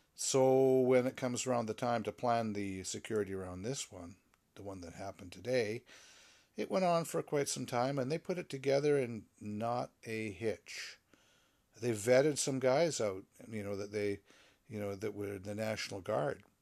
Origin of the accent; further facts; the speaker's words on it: Canada; I am a Canadian